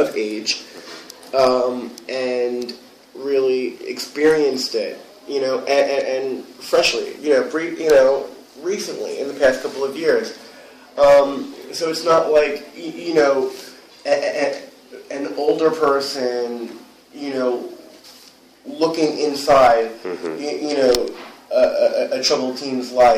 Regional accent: New York City, New York, United States; also born or lived in Los Angeles; I'm originally from Whitestone, which is in Queens, New York

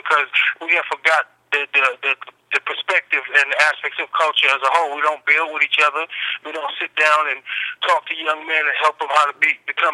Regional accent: New York City, New York, United States; also born or lived in Brooklyn, New York; now in Greensboro, United States; born and raised in New York, you know, born in Queens General Hospital

